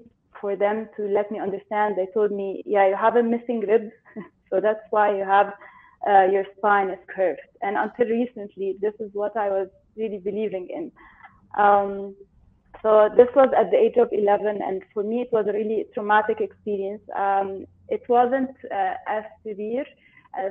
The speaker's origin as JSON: {"language": "English", "town": "Cairo", "region": "Cairo Governorate", "country": "Egypt", "said": "I'm in Egypt. I'm from Egypt. In Cairo."}